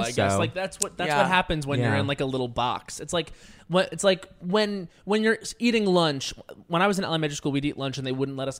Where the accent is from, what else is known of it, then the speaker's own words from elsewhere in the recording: Islip, New York, United States; Suffolk County. So Islip.